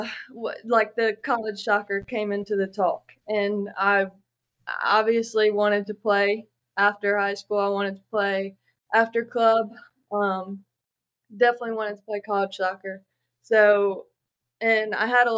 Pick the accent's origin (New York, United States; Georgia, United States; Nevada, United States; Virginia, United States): Virginia, United States; Gloucester; I grew up in Gloucester, Virginia